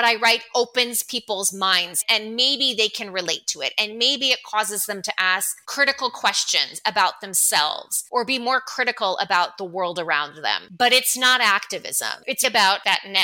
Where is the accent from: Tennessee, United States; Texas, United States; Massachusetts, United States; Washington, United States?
Tennessee, United States; Chattanooga; moved away as an adult; also born or lived in Michigan / North Carolina / St. Louis / Delaware County, Pennsylvania; now in Atlanta, United States; I came of age in Chattanooga, Tennessee in the 1980s and early 90s